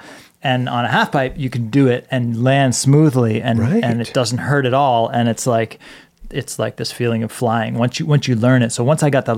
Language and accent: English; Boston, Massachusetts, United States; moved away as an adult; Growing up in Boston